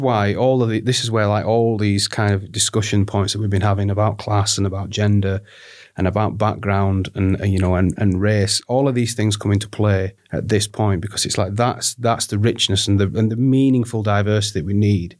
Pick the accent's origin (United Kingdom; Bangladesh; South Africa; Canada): United Kingdom; the north of England; accent: northern